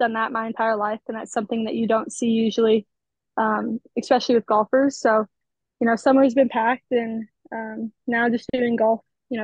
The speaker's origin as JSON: {"language": "English", "town": "Omaha", "region": "Nebraska", "country": "United States", "tie": "born or raised there", "said": "I'm from Omaha, Nebraska. I just kind of grew up playing golf here."}